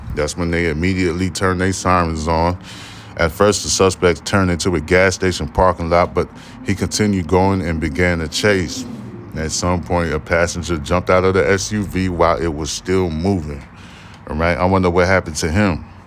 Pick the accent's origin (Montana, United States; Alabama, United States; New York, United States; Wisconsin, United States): New York, United States; New York City; now in Houston, United States; I'm originally from Brooklyn, New York, but I've been living in goddamn Houston since, um, I've been in Houston since two thousand four